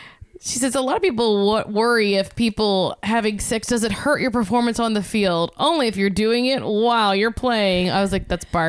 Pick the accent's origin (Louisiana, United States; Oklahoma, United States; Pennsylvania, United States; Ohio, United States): Louisiana, United States; I'm from Louisiana.